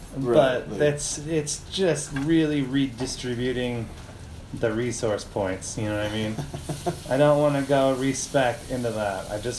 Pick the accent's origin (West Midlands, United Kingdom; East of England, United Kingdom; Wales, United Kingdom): Wales, United Kingdom; I'm from Wales, and that's just how we say it there.